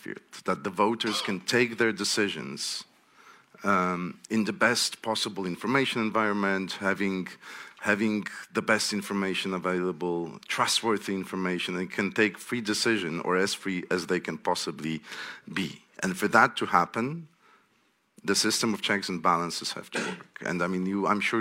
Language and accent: English; Poland; I'm from Poland